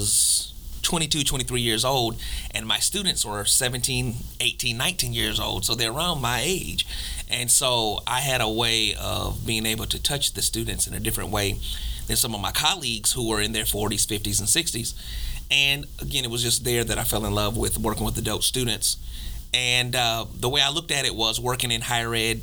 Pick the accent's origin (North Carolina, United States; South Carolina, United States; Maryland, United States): South Carolina, United States; Columbia; moved away as an adult; now in Atlanta, United States; I am from Columbia, South Carolina. Been in Atlanta about 5 years